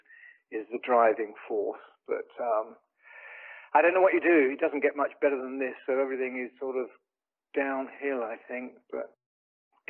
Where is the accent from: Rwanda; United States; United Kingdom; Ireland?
United Kingdom; England; moved away; I'm from England originally